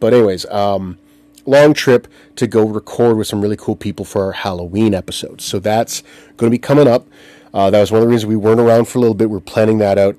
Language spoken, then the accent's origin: English; Southampton, Ontario, Canada; I grew up in Bruce County in Southampton, Ontario